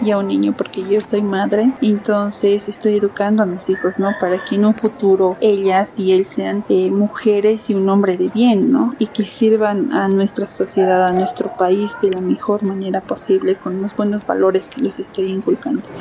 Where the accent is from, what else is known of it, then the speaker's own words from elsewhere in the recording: Bolivia; como boliviana